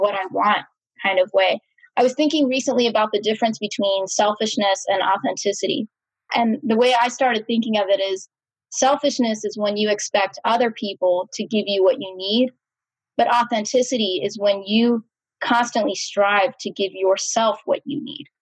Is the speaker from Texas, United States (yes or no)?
yes; Austin, Texas, United States; I was brought up in Austin, Texas.